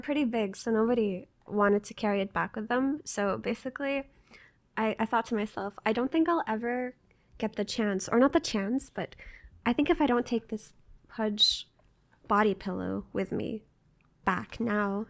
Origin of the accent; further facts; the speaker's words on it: Jordan; moved away; also born or lived in United States; I grew up in Jordan